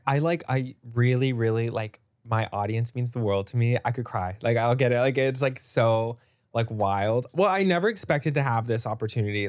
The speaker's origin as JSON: {"language": "English", "town": "Dallas", "region": "Texas", "country": "United States", "tie": "born or raised there", "said": "I grew up in Dallas"}